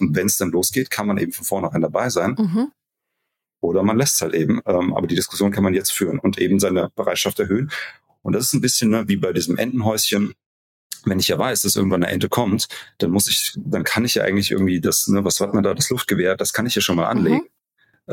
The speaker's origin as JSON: {"language": "German", "region": "Hesse", "country": "Germany", "said": "bei uns in Hessen hieß das Kirmes"}